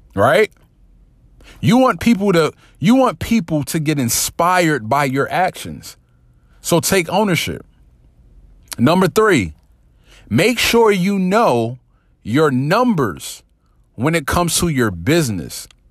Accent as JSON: {"language": "English", "region": "New Jersey", "country": "United States", "said": "I'm from Jersey"}